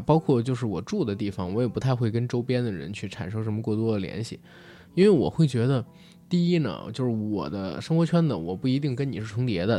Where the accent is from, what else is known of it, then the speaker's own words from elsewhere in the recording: Beijing, China; 我作为一个北京人